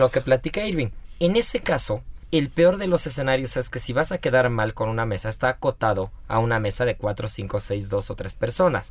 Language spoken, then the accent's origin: Spanish; Mexico; yo soy mexicano